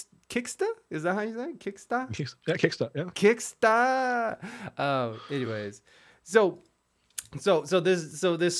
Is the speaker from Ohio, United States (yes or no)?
yes; Toledo, Ohio, United States; I'm from Toledo, Ohio.